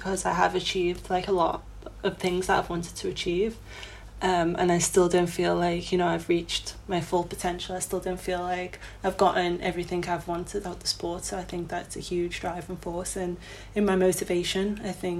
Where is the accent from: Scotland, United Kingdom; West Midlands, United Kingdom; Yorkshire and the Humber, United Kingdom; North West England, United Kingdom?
North West England, United Kingdom; Liverpool; Wavertree, obviously my hometown in Liverpool, is where I trained